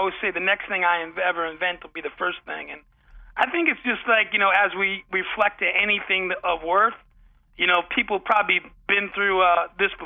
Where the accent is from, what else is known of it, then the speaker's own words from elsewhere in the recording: Ossining, New York, United States; also born or lived in Bronx, New York; where I grew up I was born in the Bronx, and then we moved to the small town, Ossining, New York, just up the beautiful Hudson River.